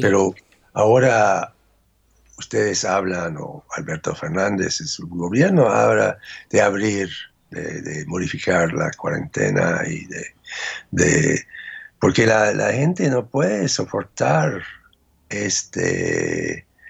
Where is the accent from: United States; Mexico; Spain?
United States